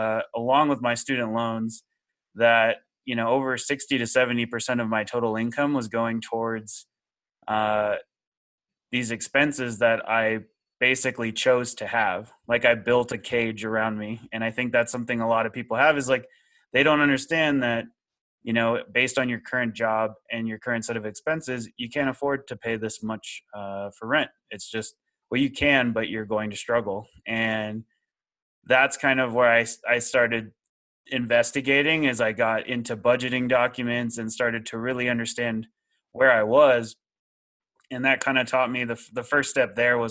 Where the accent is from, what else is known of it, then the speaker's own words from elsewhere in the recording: Austin, Texas, United States; moved away as an adult; also born or lived in Seattle; I'm originally from the Austin, Texas area